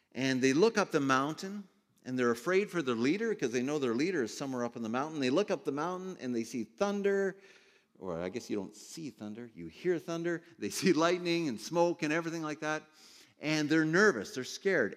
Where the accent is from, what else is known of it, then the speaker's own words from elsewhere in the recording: Ontario, Canada; I grew up in Ontario